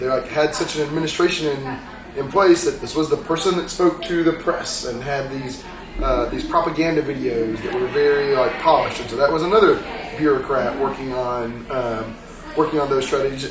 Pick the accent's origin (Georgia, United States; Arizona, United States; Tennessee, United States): Georgia, United States; growing up in Georgia